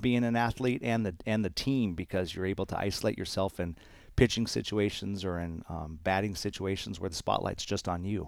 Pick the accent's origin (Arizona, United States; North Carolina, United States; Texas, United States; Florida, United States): Arizona, United States; I spent a lot of time, um, growing up in Arizona playing baseball